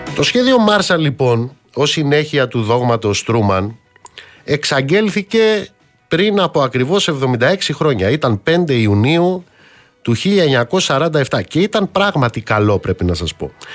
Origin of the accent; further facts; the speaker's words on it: Elis, Western Greece, Greece; moved away; κάτω στην πατρίδα μου, στην Ηλία